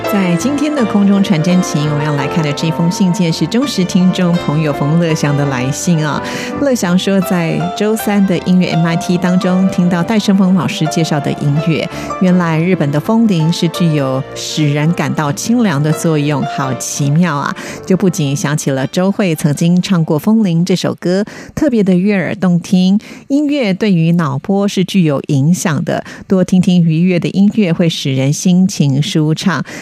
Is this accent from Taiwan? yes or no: yes; Taiwan; 我们台湾人